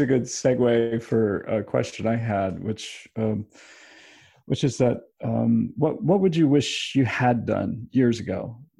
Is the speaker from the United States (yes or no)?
yes; Ithaca, New York, United States; But I grew up down in Ithaca